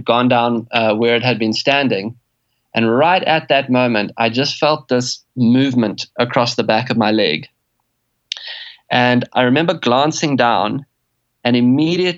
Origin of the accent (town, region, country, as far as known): South Africa